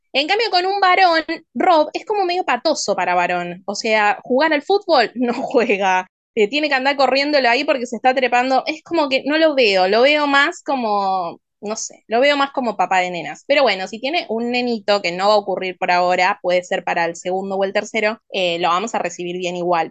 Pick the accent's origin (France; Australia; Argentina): Argentina